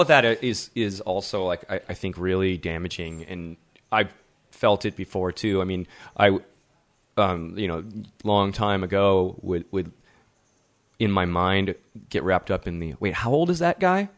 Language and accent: English; Midwest, United States; moved away; also born or lived in Berlin; as an American